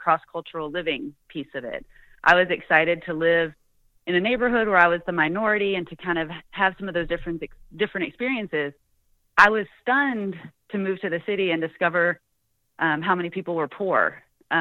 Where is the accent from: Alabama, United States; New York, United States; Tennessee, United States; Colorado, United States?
Tennessee, United States; East; moved away as an adult; also born or lived in Atlanta / Los Angeles; I grew up in East Tennessee and in the South in evangelical